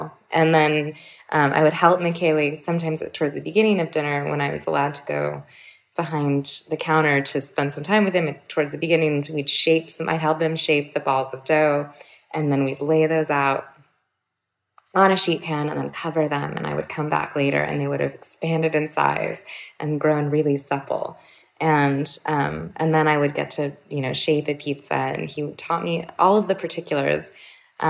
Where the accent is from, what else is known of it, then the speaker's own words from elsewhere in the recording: Berkeley, California, United States; growing up in Chez Panisse and with my mom